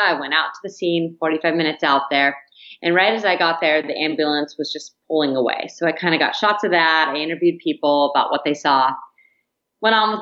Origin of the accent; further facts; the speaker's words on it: San Diego, California, United States; moved away as an adult; also born or lived in Nashville, Tennessee / Greenville, Mississippi / Bend, Oregon; my hometown of San Diego.